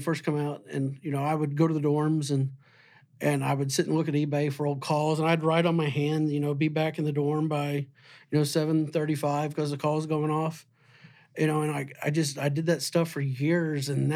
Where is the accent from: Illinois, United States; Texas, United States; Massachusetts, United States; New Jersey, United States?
Illinois, United States; Southern; growing up in Southern Illinois